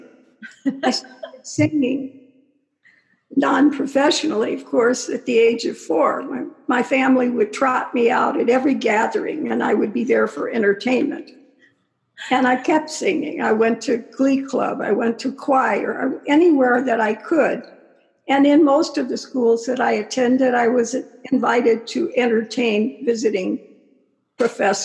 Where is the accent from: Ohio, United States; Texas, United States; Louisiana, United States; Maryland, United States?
Ohio, United States; Cleveland; I was born and raised in Cleveland, Ohio